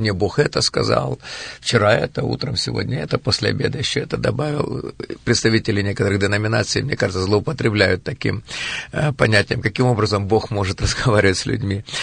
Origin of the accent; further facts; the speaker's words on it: Kirovohrad, Kirovohrad Oblast, Ukraine; я родился в Украине, в городе Кировограде, в семье потомственных верующих